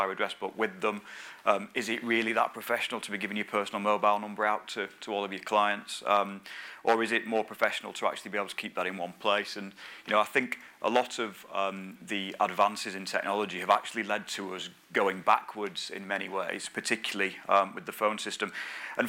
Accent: the north of England, United Kingdom; I'm a northerner, as you can probably tell

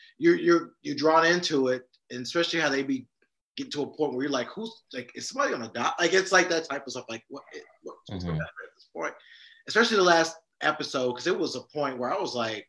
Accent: the South, United States; I'm a Southerner

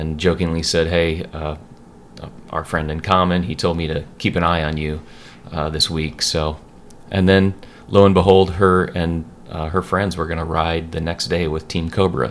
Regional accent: Storm Lake, Iowa, United States; typical small town Iowa, your only mode of transportation is your bicycle, really

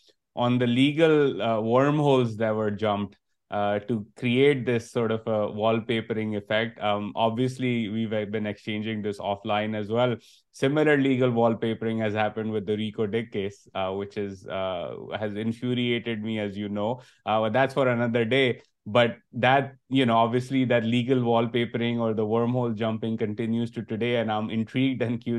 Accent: Pakistan; moved away as an adult; now in United States; growing up in Pakistan

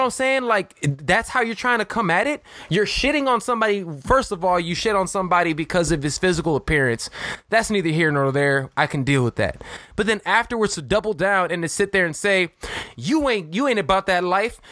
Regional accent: Chicago, Illinois, United States; my hometown of Chicago

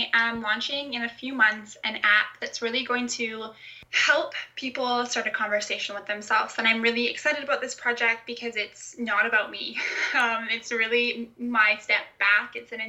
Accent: Canada; The way that I sound, even though I'm Canadian, it's because my parents are Scottish

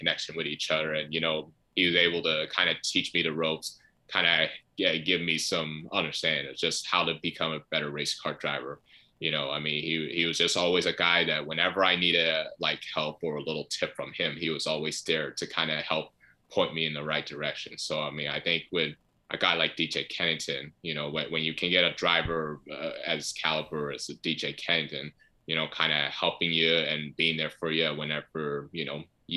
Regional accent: United States; being an American

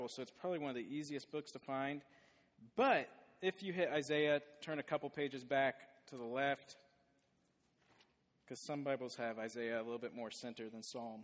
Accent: Des Moines, Iowa, United States; I grew up in Des Moines, went to Southeast Polk, and I am a dumb wrestler from Southeast Polk

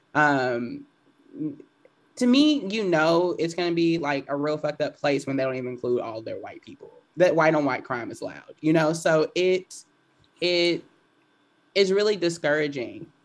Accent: Houston, Texas, United States; I grew up in East Side of Houston.

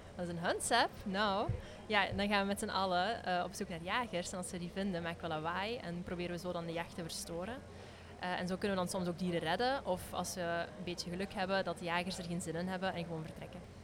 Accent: Flanders, Belgium; als Vlamingen of als België

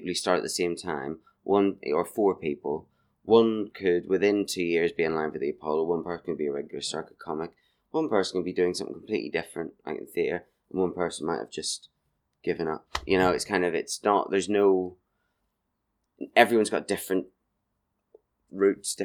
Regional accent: Markethill, Northern Ireland, United Kingdom; now in Brighton, United Kingdom; I'm from Market Hill, which is in South Armagh, Northern Ireland. But I went to Portadown College

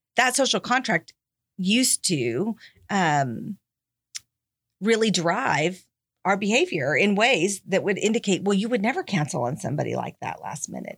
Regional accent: Texas, United States; moved away as an adult; also born or lived in Tennessee; I'm from Texas and had been living in Tennessee

